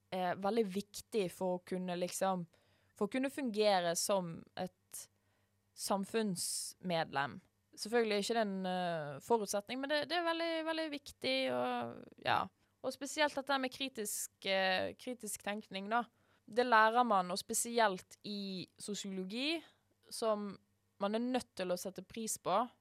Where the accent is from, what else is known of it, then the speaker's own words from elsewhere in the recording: Norway; vi som nordmenn